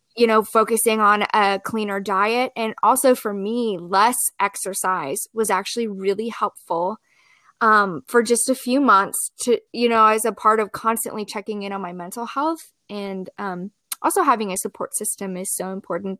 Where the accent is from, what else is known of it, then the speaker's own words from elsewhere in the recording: Columbia, Missouri, United States; also born or lived in Springfield, Missouri; I grew up and was raised in Columbia, Missouri, which is where I have ended up back